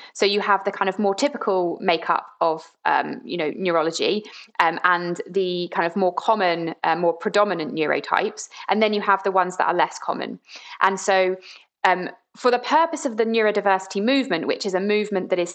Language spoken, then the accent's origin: English; Brighton, South East England, United Kingdom; I grew up in Brighton, and it's a pretty inclusive place to be